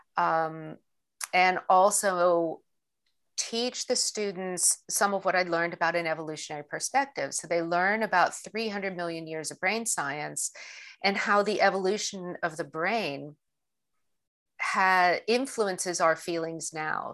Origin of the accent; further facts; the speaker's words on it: Pittsburgh, Pennsylvania, United States; I grew up in Pittsburgh